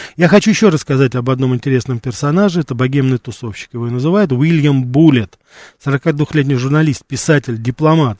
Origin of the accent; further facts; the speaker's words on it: Moscow, Russia; у нас в Москве